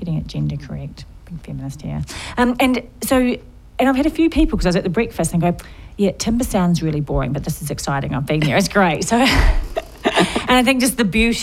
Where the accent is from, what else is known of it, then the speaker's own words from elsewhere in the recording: New Zealand; I'm from New Zealand